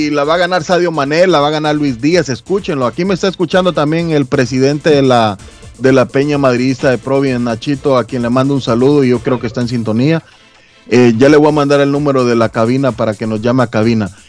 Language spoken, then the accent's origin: Spanish; Guatemala; lo digo por, por mi comunidad guatemalteca